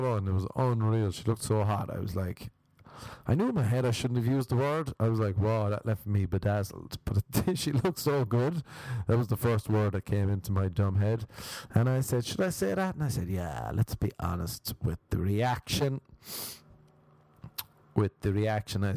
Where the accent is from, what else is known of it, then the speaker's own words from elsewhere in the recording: Ireland; now in Los Angeles, United States; We're Irish